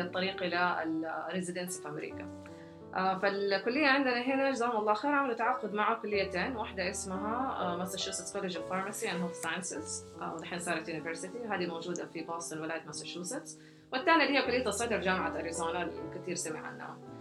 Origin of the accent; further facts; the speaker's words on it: Jeddah, Makkah Province, Saudi Arabia; ولدت في جده وترعرعت فيها